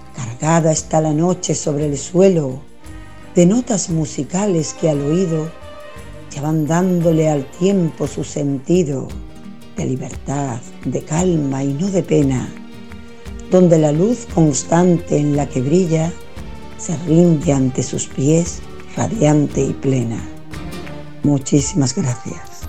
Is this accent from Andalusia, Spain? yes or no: yes; San Fernando, Andalusia, Spain; soy de San Fernando, Cádiz